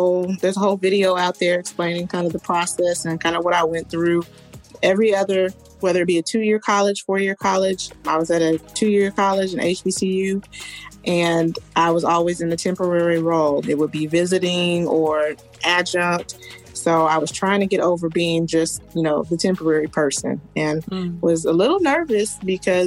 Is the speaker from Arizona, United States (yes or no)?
no; Kansas, United States; also born or lived in Houston, Texas; now in Dallas, United States; I'm originally from Kansas, so it's like I always tell people, Dallas is a blend of my hometown and Houston mixed together